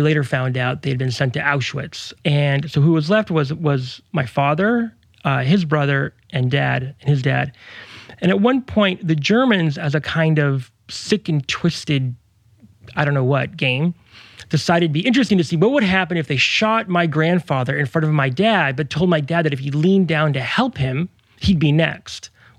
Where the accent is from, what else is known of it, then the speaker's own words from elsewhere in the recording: Mexico; born there; I was born in Mexico.